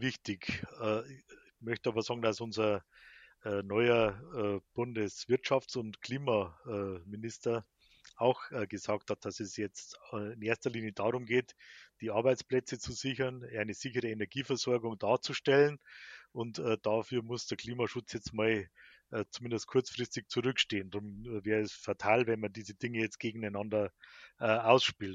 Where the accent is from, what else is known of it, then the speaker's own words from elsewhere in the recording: Bavarian Forest, Germany; bei uns im Bayerischen Wald